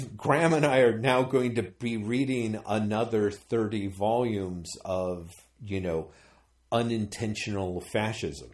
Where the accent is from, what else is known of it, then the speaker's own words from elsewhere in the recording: United States; me growing up as an American